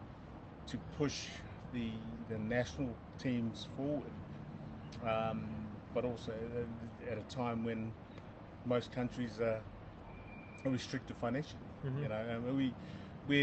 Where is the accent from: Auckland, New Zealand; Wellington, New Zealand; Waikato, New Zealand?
Auckland, New Zealand; moved away as an adult; now in United Arab Emirates; I grew up in Auckland, and then born and bred and then grew up in Auckland